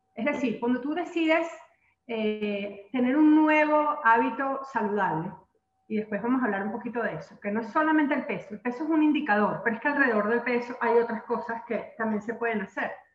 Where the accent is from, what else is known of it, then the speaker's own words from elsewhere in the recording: Venezuela; aquí en mi país, Venezuela